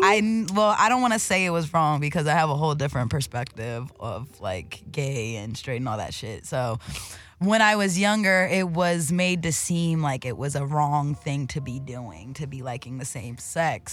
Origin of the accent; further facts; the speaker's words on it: Delaware, United States; moved away as an adult; now in Los Angeles, United States; I'm actually from Delaware. That's on the East Coast